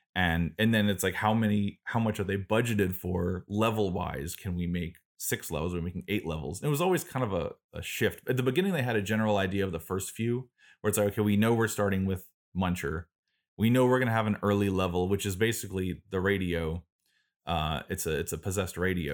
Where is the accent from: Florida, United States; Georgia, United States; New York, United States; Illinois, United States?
Florida, United States; Florida Keys, United States; I grew up in South Florida in the Florida Keys on an island.